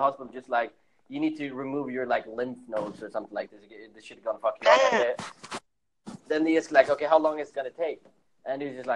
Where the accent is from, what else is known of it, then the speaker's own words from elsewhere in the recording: Sweden; now in Berlin, Germany; we're originally from Sweden, but we live in Berlin.